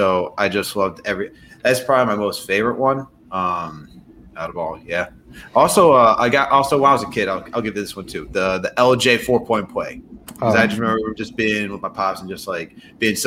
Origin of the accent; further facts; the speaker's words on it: White Plains, New York, United States; moved away as an adult; now in Boston, United States; I'm from White Plains in New York. I'm from the 914, born and raised for 25 years.